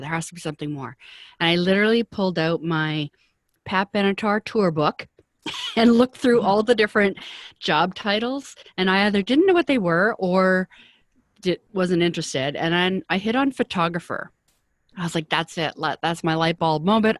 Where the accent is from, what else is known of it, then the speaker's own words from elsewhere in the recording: Vancouver, British Columbia, Canada; moved away as an adult; also born or lived in Toronto; I'm from Vancouver, and at that time it was a kind of a small industry